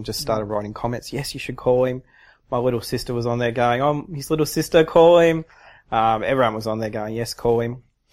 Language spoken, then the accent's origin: English; Sydney, New South Wales, Australia; I said, Sydney.